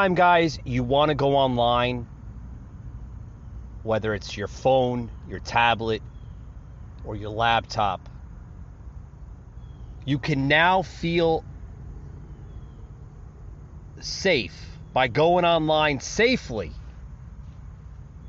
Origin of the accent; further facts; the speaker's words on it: United States; as Americans, as citizens of the United States of America